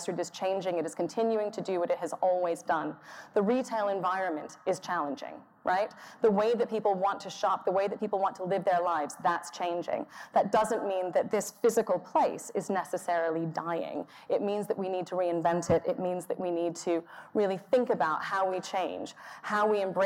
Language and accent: English; Texas, United States; moved away; the suburbs I grew up in Texas